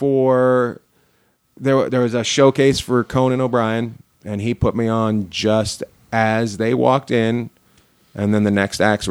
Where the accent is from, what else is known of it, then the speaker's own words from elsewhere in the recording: Canada; moved away as an adult; also born or lived in Vancouver / New York; me being from Canada